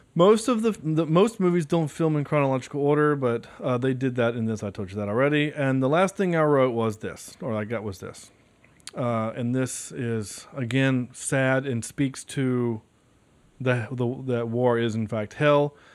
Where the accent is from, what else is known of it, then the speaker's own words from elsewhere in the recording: High Point, North Carolina, United States; from High Point, North Carolina, which is where I'm from